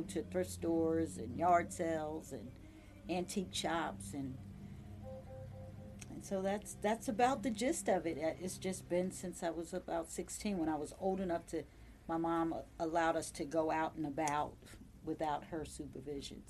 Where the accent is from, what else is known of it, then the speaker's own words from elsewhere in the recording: New Jersey, United States; moved away as an adult; now in Virginia, United States; Born and raised in New Jersey, so I grew up in New Jersey. I've been here since 1993.